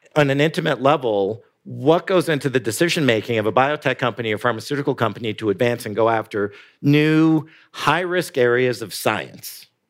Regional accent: Canada; now in United States; I'm Canadian

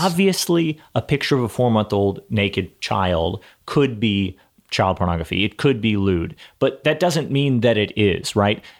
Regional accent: Texas, United States; I'm from Texas

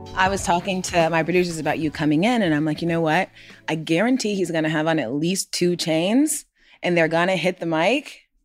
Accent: Gwinnett County, Georgia, United States; we are both from Gwinnett County, Georgia.

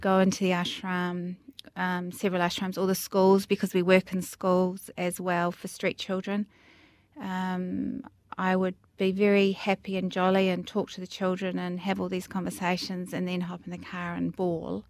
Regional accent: Greytown, Wellington, New Zealand; growing up in the Wairarapa, Greytown, in the bottom of the North Island, small town

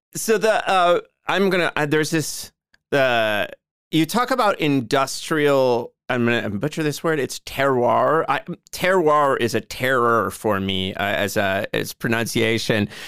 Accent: Joliet, Illinois, United States; my hometown of Joliet.

